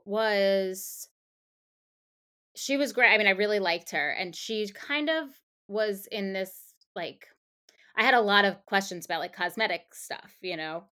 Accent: Long Island, New York, United States; now in New York City, United States; I grew up on Long Island

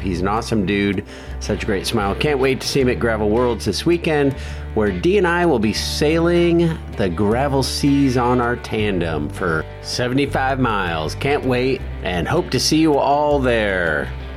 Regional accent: Alton, Illinois, United States; Alton, Illinois

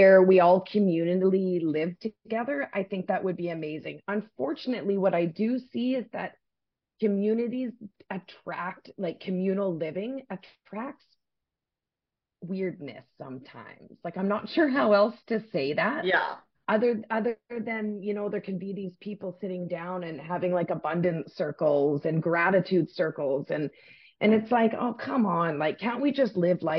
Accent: Saskatchewan, Canada; moved away; also born or lived in West Coast, Canada; But I grew up in the prairies. I grew up in Saskatchewan.

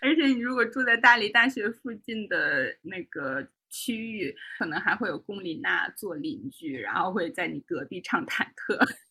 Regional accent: Shenyang, Liaoning, China; moved away; 作为沈阳人在外，我现在还是会跟大家就是先介绍说我是东北的

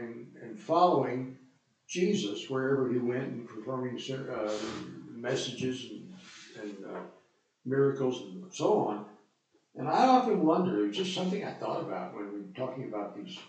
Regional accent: United States; as an American citizen.

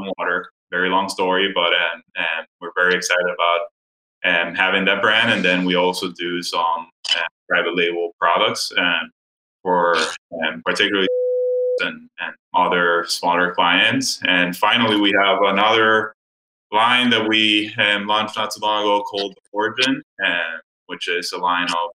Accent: Dominican Republic; moved away as an adult; also born or lived in Miami, United States; now in United States; I'm originally from the Dominican Republic and grew up there, and then moved to the U.S. to go to college in Miami

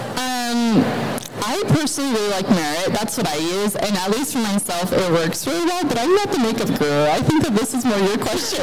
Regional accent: Arizona, United States; I'm from Arizona.

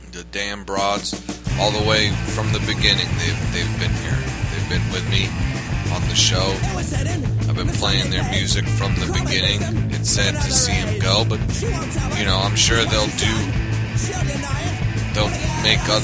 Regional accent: New York, United States; New York, my hometown

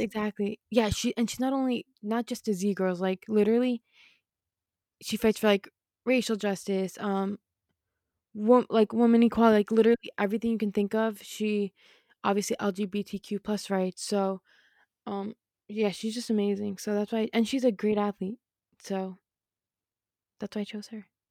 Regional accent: New York City, New York, United States; I went to Christ-Sacking High School in Queens.

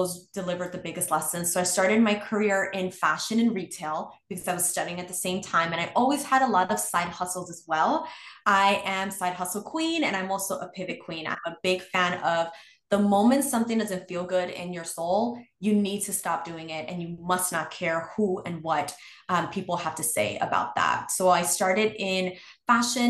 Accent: New York City, New York, United States; growing up in New York City is incredibly expensive.

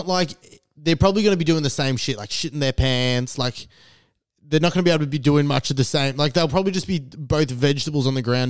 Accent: Diamond Creek, Victoria, Australia; growing up in Diamond Creek and how it's a very white area and I was the only wog in Dymo.

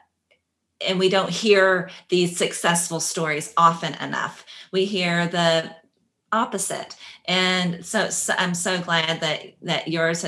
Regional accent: Kentucky, United States; moved away; I grew up in Kentucky in a small town that's half Black, half white

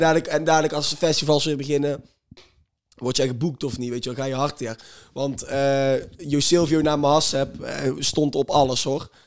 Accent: near Langenboom, North Brabant, Netherlands; Lange Boom is een gehucht bij ons in de buurt

